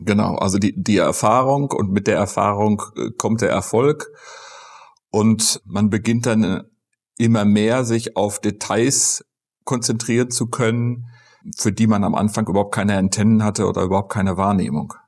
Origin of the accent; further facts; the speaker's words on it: Münsterland, North Rhine-Westphalia, Germany; bei uns im Münsterland